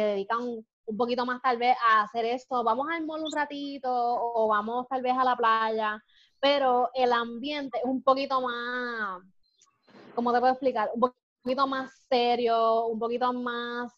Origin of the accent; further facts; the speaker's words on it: Puerto Rico; Como somos los puertorriqueños, más vivos